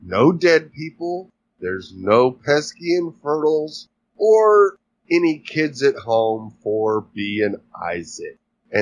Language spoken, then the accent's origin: English; Oklahoma, United States; now in Texas, United States; I was born and raised in Oklahoma and living in Texas